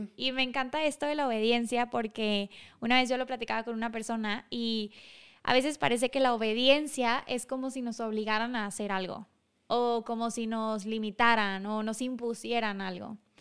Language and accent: Spanish; Monclova, Coahuila, Mexico; en Monclova, donde, de donde yo soy